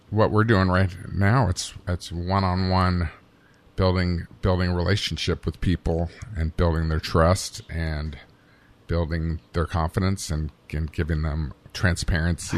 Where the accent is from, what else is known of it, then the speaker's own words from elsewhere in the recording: Bristol, Virginia, United States; moved away; I'm from Bristol, Virginia, which is on the border with Tennessee